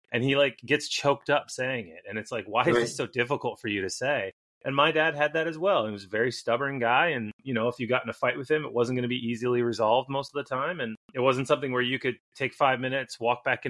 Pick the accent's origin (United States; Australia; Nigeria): United States; Midwest; I grew up in the Midwest